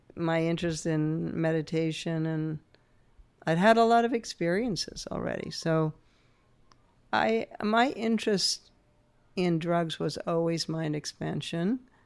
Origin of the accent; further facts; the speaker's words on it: New Hampshire, United States; growing up in New Hampshire